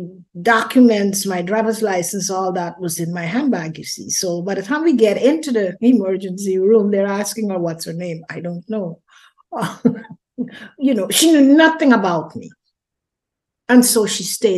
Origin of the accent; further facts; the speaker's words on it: Guyana; moved away as an adult; also born or lived in London, United Kingdom; I was born in Guyana, South America, raised there, and got married